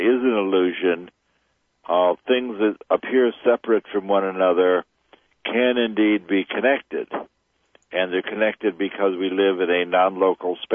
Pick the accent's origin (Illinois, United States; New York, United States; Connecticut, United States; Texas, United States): Illinois, United States; Chicago; I grew up in Chicago.